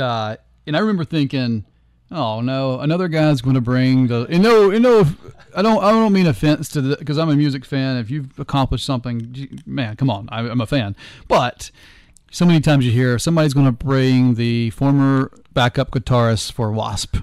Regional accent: North Georgia, United States; I'm from North Georgia.

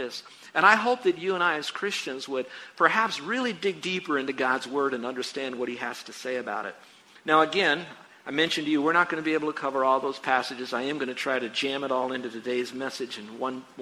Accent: United States; I'm an American

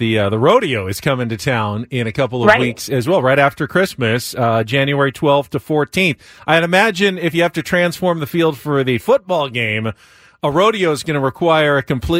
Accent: San Diego, California, United States; Growing up in San Diego

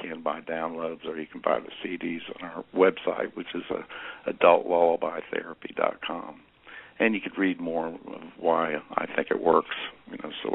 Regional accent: Michigan, United States; also born or lived in Indiana; When I was a kid, I grew up in Michigan, Indiana and Michigan

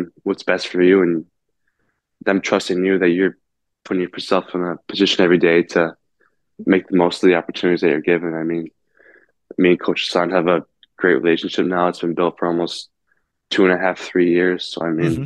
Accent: South Lyon, Michigan, United States; growing up in South Lyon

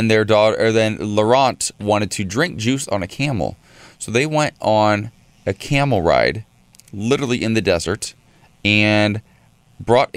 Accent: Columbus, Ohio, United States; now in Los Angeles, United States; Columbus, Ohio, my hometown.

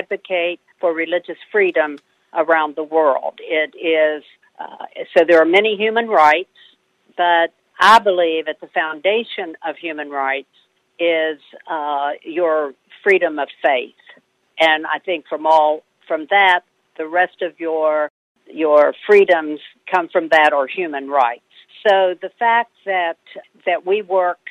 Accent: West Virginia, United States; accent: West Virginia twang; I'm from West Virginia. And so we tease each other that he translates for me if people don't quite understand the West Virginia twang

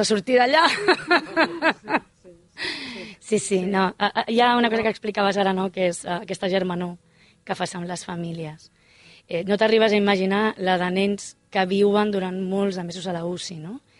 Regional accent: Mataró, Catalonia, Spain; Som de Mataró

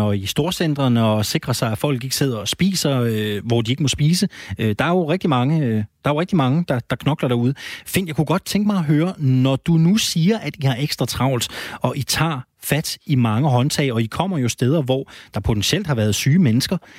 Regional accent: Jyderup, Zealand, Denmark; Det er jo nærmest på min øh, hjemmeegn. Jeg er fra Jyderup-kanten

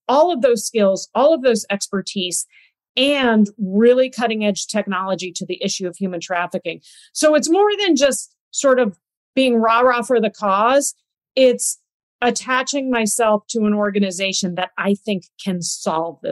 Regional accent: United States; as an American, you know, as an American representative in that country

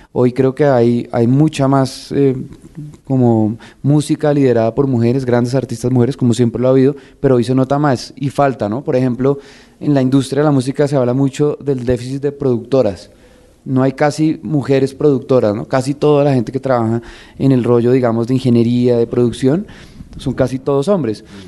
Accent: Colombia

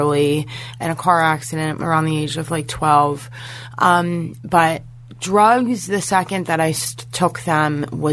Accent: Hershey, Pennsylvania, United States; I'm from Hershey, Pennsylvania, and I grew up really privileged

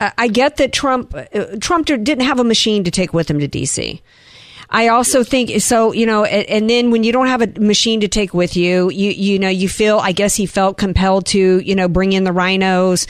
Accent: the South, United States; I'm from the South

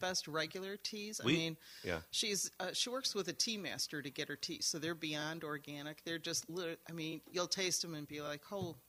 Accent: Homewood, Illinois, United States; now in Saugatuck, United States; So I grew up in a suburb of Chicago called Homewood. We're famous for Aurelio's Pizza, home of Aurelio's Pizza.

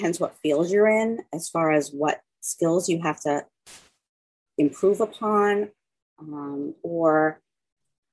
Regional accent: Long Island, New York, United States; moved away as an adult; I grew up on Long Island

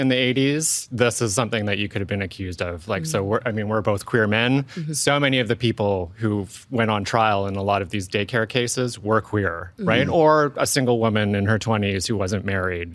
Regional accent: Victoria, British Columbia, Canada; I grew up in Victoria

